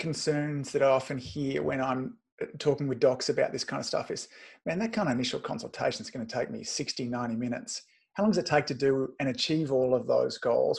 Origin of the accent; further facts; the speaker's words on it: Australia; but I'm an Aussie.